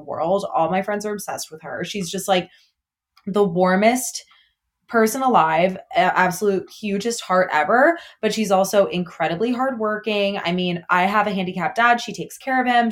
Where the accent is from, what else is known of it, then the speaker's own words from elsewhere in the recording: outside of Chicago, Illinois, United States; I grew up like outside of Chicago